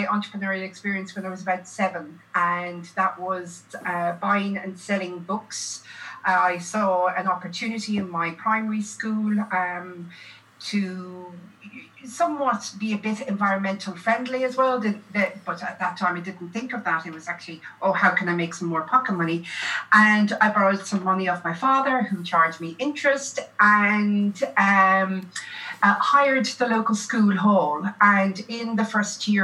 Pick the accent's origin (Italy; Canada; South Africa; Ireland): Ireland; moved away as an adult; also born or lived in Limerick, Ireland / Melbourne, Australia; now in Australia; I'm originally Irish.